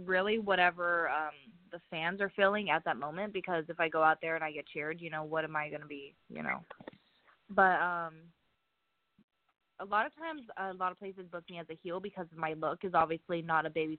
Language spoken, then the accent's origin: English; Clayton, Indiana, United States; I grew up in Clayton, Indiana. That is about 30 minutes from downtown Indianapolis. It's a small country town. Everybody knows everybody there. I lived in my grandma's home for almost my entire life.